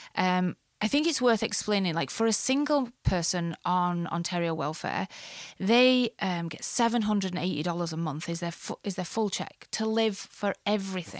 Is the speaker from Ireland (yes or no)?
yes; Ireland; moved away as an adult; now in Canada; I grew up in the Catholic part of Ireland